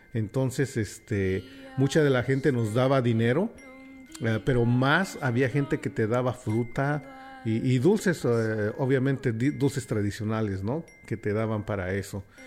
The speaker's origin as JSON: {"language": "Spanish", "region": "Mexico City", "country": "Mexico", "tie": "born or raised there", "moved": "yes", "said": "me crié en la Ciudad de México"}